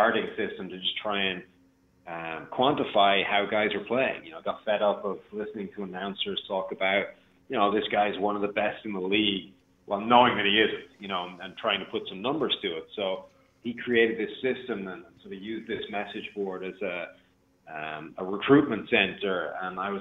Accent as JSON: {"language": "English", "country": "Ireland", "also_born_or_lived": "Rochester", "moved": "yes", "lives_now": "Cincinnati, United States", "said": "I'm Irish"}